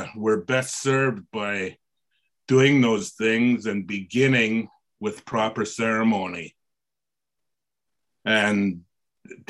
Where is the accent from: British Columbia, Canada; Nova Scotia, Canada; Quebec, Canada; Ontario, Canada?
British Columbia, Canada; Haida Nation; I'm from the Haida Nation. My home nation is the same as Killjuice, Barb Wilson